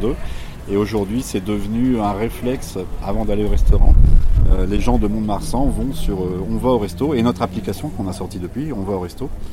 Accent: Poitiers, Nouvelle-Aquitaine, France; on est de Poitiers

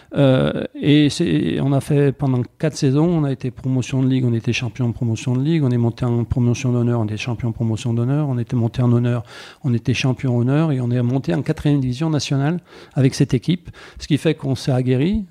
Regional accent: Saint-Étienne, Auvergne-Rhône-Alpes, France; je suis né à chaude plus précisément, et je le revendique, hein, un quartier assez connu de Saint-Étienne.

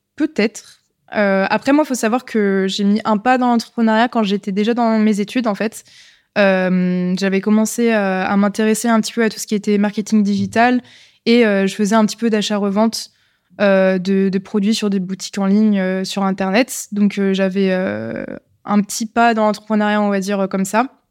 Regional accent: Lyon, Auvergne-Rhône-Alpes, France; je suis née à Lyon, j'ai toujours vécu à Lyon.

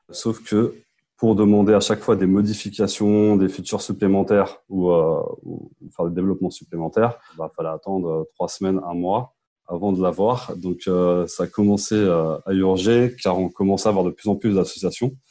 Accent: Paris suburbs, Île-de-France, France; euh, j'ai 34 ans, je suis de banlieue parisienne.

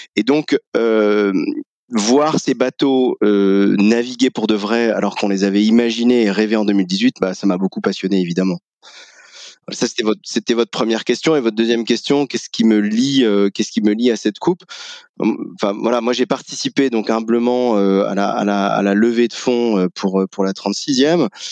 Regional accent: Lorient, Brittany, France; Je suis je suis né à Lorient sur les sur le bord du Blavet. donc moi mon mon passé est, celui d'un d'un enfant qui grandit dans les années fin des années 70 80

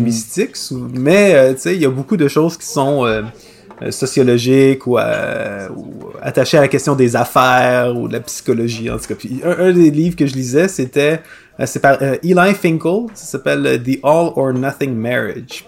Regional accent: Quebec, Canada; accent: Québécois

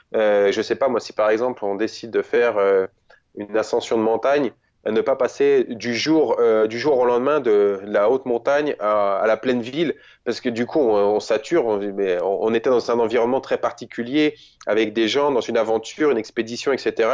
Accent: France; chez nous en France

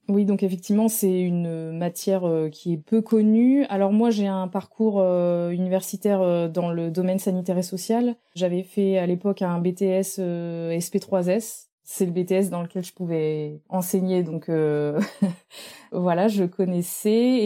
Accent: Normandy, France; moved away as an adult; also born or lived in Brittany / Nantes; je suis originaire de la Normandie

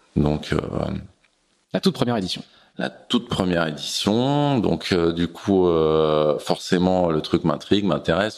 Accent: Glénan Islands, Brittany, France; j'étais chez moi au Glénan

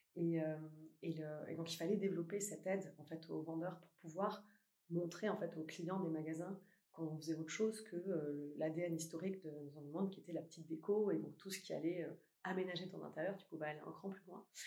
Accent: Toulouse, Occitania, France; moved away as an adult; now in Paris, France; J'ai grandi à Toulouse.

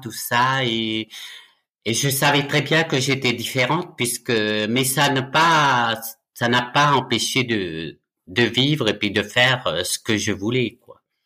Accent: Nouméa, South Province, New Caledonia; moved away as an adult; also born or lived in Ducos, New Caledonia; now in France; Je suis né en Nouvelle-Calédonie euh, le 30 juillet 1962 à Ducos. Par contre, j'ai grandi à la rivière Salée

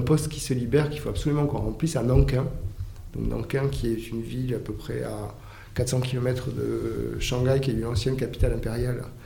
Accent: Argelès-Gazost, Occitania, France; moved away; je suis un jeune bigourdin parce que il se trouve que quand j'ai grandi à Argelès

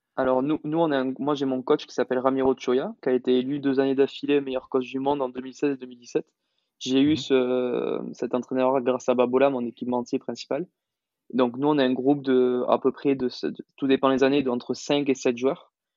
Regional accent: Toulouse, Occitania, France; moved away as an adult; now in Madrid, Spain; je suis toulousain d'origine

